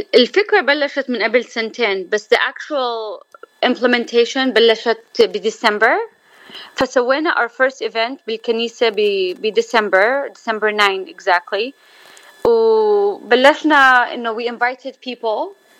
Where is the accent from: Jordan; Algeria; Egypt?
Jordan; now in Southern California, United States; انا من الاردن واللي هون من ال 91